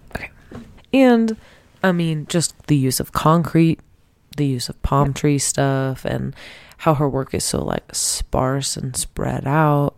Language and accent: English; Temecula, California, United States; I'm from Temecula